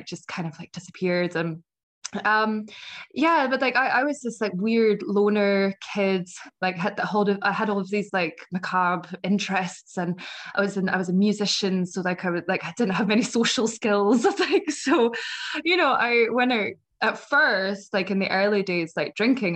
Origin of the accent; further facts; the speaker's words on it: Scotland, United Kingdom; accent: Scottish; moved away as an adult; also born or lived in United States; As you can probably tell from my accent, I am from Scotland